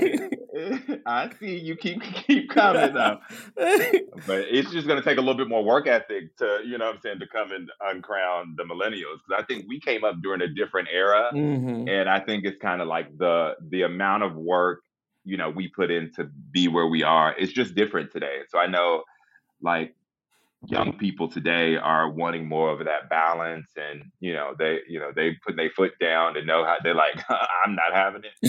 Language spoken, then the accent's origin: English; Kentucky, United States; moved away as an adult; also born or lived in Los Angeles; I'm from Kentucky